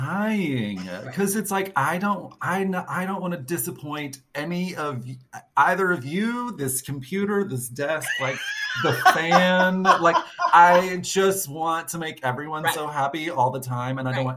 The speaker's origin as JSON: {"language": "English", "region": "Arkansas", "country": "United States", "tie": "born or raised there", "said": "Well, for me, I grew up in Arkansas. So I went to the University of Arkansas"}